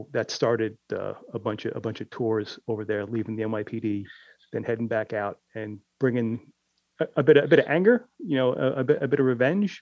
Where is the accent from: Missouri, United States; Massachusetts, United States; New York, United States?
New York, United States; New York City; here it was in my hometown.